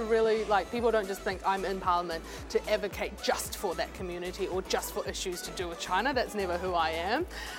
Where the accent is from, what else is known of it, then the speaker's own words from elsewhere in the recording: New Zealand; I've called New Zealand my, you know, home for all my life, that all the life that I've known, and I've always kind of been really proud that I'm a Kiwi.